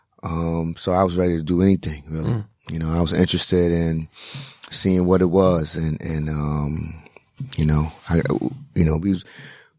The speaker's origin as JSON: {"language": "English", "town": "New York City", "region": "New York", "country": "United States", "tie": "born or raised there", "said": "I grew up in Brownsville"}